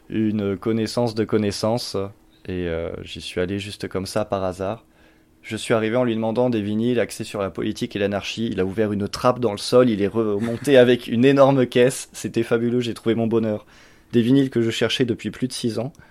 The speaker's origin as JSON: {"language": "French", "area": "Champagne-Ardenne", "region": "Grand Est", "country": "France", "moved": "as an adult", "lives_now": "Montpellier, France", "said": "suis arrivé en 2013, je viens de Champagne-Ardenne. je suis arrivé ici un peu par hasard et ça fait six ans que je suis là maintenant."}